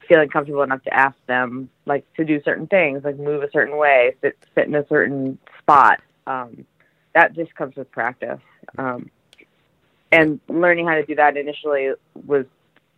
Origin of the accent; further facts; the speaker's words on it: Franklin, Massachusetts, United States; I grew up in Franklin, Mass